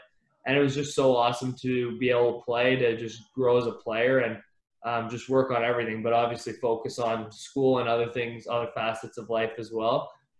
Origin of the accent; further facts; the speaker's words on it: Ottawa, Ontario, Canada; Yeah, we would like have the half season tickets to the Sens games.